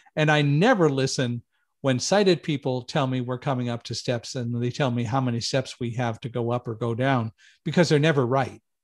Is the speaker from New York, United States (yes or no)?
no; Palmdale, California, United States; moved away; I grew up in Palmdale, California